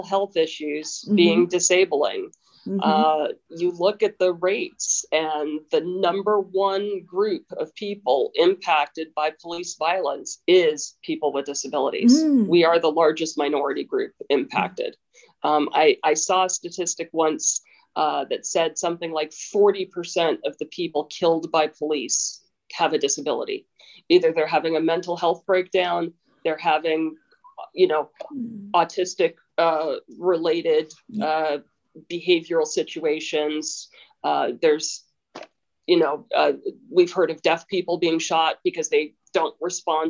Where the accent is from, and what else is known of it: United States